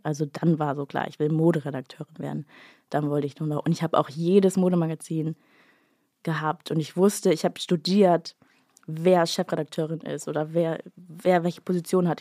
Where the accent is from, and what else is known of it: Bad Oldesloe, Schleswig-Holstein, Germany; born or raised there